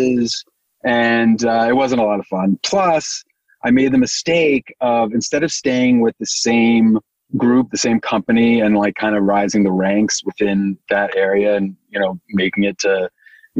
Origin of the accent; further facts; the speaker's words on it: New York, United States; I grew up in New York